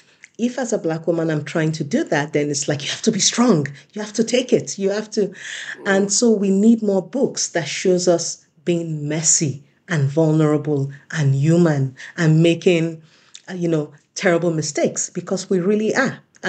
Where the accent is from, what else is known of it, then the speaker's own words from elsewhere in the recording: United States; And one thing about living in Europe, because I am a Nigerian American, I am an American citizen as well as a Swedish citizen, and I've spent lengths of times in both cultures, right?